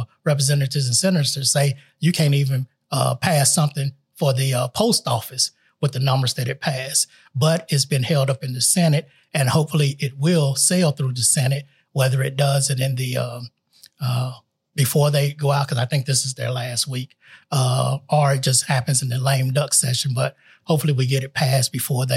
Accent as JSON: {"language": "English", "region": "North Carolina", "country": "United States", "tie": "born or raised there", "also_born_or_lived": "Clarksville, Tennessee", "moved": "yes", "said": "I was actually born and raised in North Carolina in a very abusive household"}